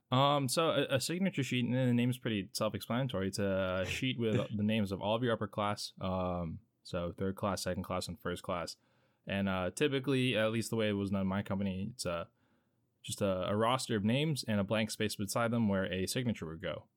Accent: Hampton Roads area of Virginia, United States; I'm from the Hampton Roads area of Virginia, so uh, not a stranger to Navy life

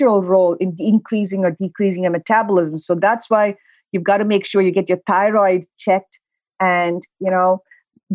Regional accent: India; moved away; Growing up, I grew up in India

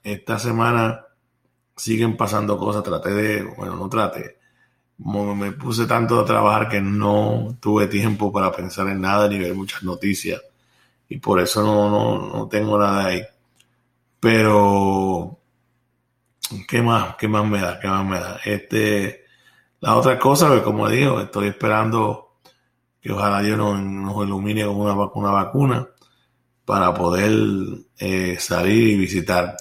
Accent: Puerto Rico; now in Florida, United States; Me recuerdo yo cuando era pequeño, allá en Puerto Rico

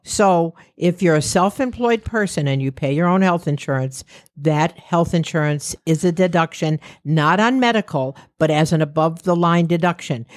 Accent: New York, United States; "From New York."

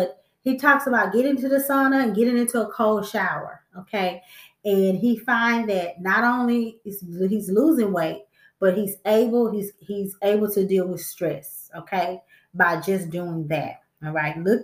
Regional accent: Texas, United States; I'm from Texas.

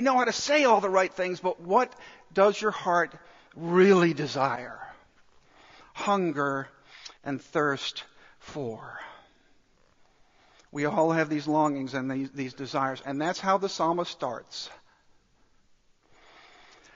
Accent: Dallas, Texas, United States; I grew up in Dallas

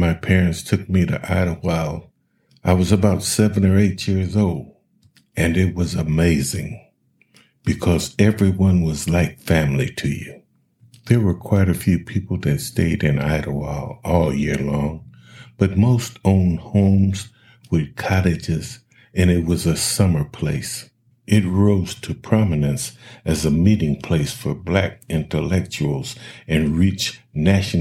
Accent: Akron, Ohio, United States; growing up on Rhodes Avenue in Akron

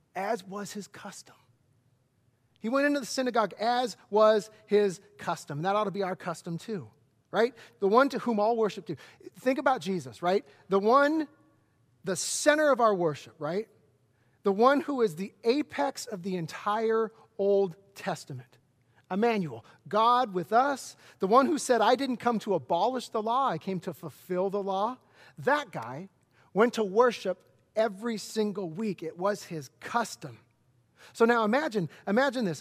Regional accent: Lakewood, United States; I'm a hometown kid. I grew up in Lakewood

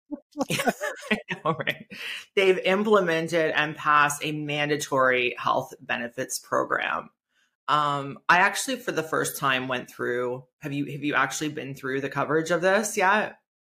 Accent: Niagara Falls, Ontario, Canada; I know my business is Hamilton-based, but I grew up in Niagara Falls

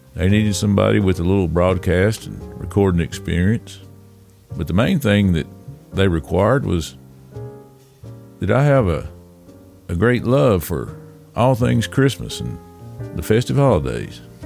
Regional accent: Tennessee, United States; accent: southern; moved away as an adult; I was born and raised in Tennessee

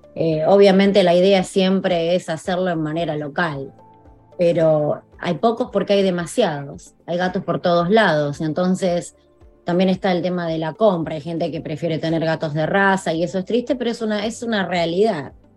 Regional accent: Argentina; also born or lived in North Carolina; now in South Florida, United States; mi país, en Argentina.

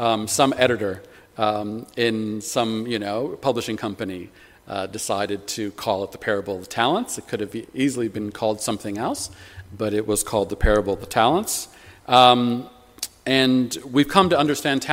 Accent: United States; moved away as an adult; now in United Kingdom; Growing up in the States

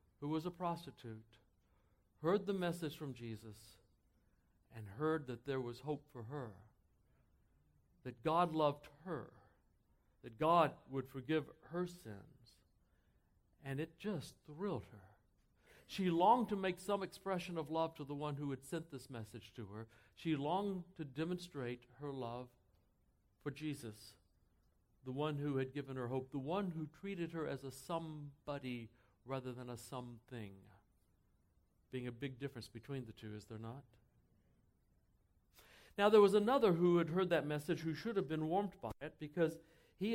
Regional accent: Texas, United States; I grew up in Texas

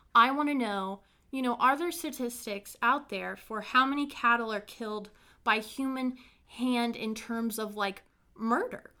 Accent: Brown County, Indiana, United States; my hometown, filled with murder, mysteries, the paranormal, and a fair share of hauntings.

